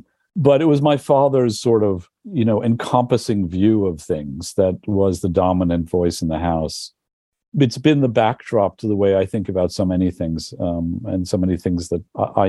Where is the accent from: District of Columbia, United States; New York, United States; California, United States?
New York, United States; But growing up in the Village, it was a much more of a community. It was much more middle class. It had still a large Italian population, mostly working class.